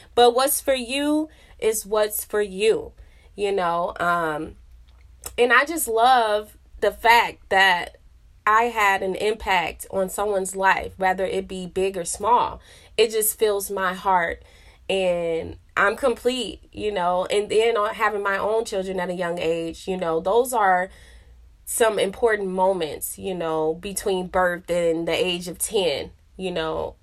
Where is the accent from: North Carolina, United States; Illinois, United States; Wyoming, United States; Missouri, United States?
Illinois, United States; Rockford; moved away as an adult; also born or lived in Chicago; now in Texas, United States; we moved away from Chicago when I was, like, seven or eight, and we moved to Rockford